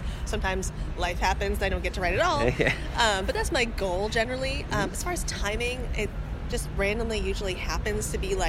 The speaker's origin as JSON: {"language": "English", "region": "New England", "country": "United States", "said": "I'm from New England."}